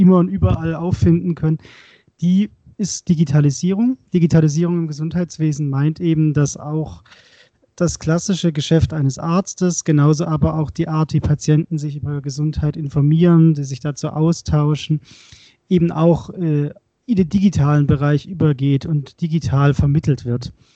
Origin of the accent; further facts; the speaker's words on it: Swabia, Baden-Württemberg, Germany; ich bin Schwabe, komme aus Baden-Württemberg